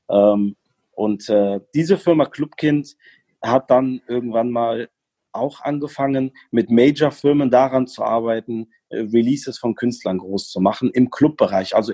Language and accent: German; Germany; also born or lived in Morocco; Ähm, ich bin gebürtiger Marokkaner, bin aber in Deutschland aufgewachsen.